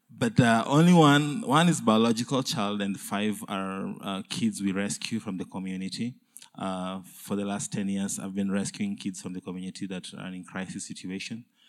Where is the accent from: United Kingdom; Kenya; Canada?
Kenya; I'm from Kenya